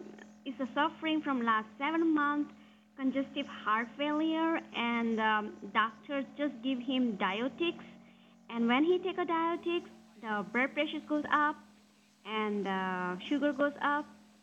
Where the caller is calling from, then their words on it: India; I'm calling you from India.